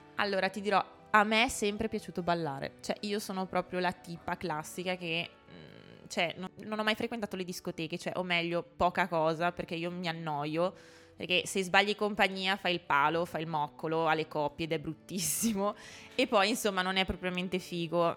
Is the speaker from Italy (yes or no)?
yes; a village in the province of Mantua, Lombardy, Italy; moved away as an adult; now in Trento, Italy; io vengo da un paesino che è in provincia di Mantova, quindi sono lombarda, anche se mi sento molto più veneta perché sono proprio un ibrido